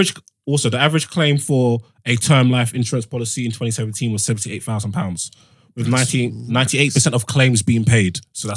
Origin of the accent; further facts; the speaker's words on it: Nigeria; No matter what I'm going through, never ever go fund me for me, please. I'm Nigerian.